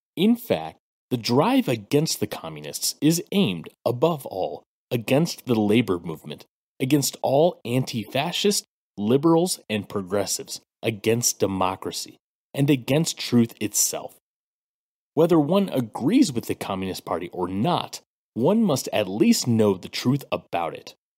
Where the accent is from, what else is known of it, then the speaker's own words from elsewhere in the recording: United States; as a Black American